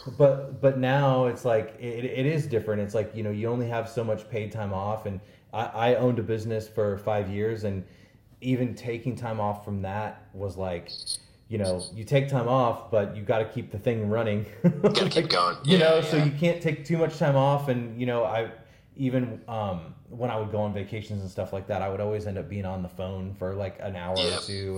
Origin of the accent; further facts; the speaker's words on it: St. Louis, Missouri, United States; some dude from St. Louis that you know is 40 years old